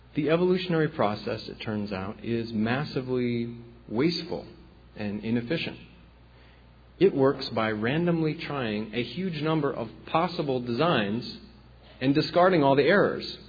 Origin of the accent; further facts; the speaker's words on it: the Corn Belt, Midwest, United States; I'm from the Corn Belt myself, the Midwest